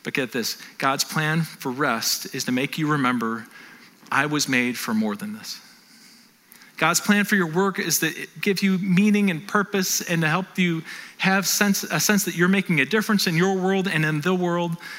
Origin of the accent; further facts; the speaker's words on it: North Tonawanda, New York, United States; I grew up in North Tonawanda